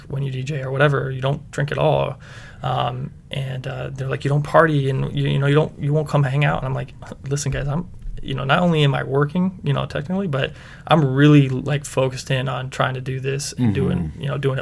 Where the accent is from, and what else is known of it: Akron area, Ohio, United States; born or raised there